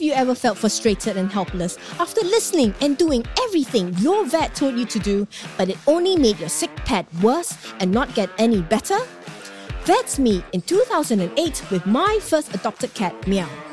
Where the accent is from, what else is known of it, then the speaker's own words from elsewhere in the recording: Singapore; my home country, Singapore